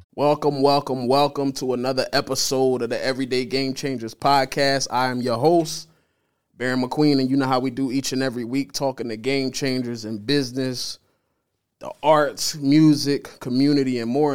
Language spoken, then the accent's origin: English; Delaware, United States; moved away as an adult; I'm from Delaware originally